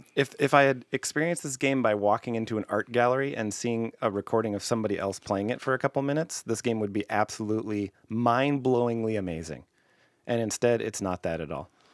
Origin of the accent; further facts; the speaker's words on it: Canada; I'm Canadian